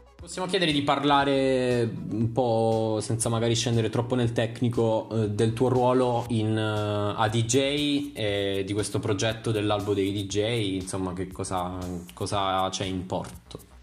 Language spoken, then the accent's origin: Italian; Taranto, Apulia, Italy; io sono di Taranto